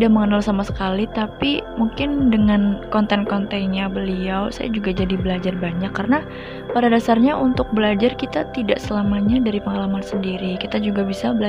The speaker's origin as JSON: {"language": "Indonesian", "town": "Ciamis", "region": "West Java", "country": "Indonesia", "lives_now": "Purwokerto, Indonesia", "said": "Asal saya dari Ciamis, Jawa Barat dan saat ini saya bekerja sebagai train attendant atau biasa disebut dengan pramugari kereta api di Daop 5 Purwokerto."}